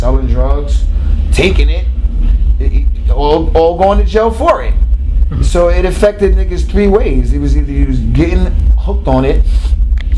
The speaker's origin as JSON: {"language": "English", "town": "New York City", "region": "New York", "country": "United States", "tie": "born or raised there", "said": "We grew up in Queens"}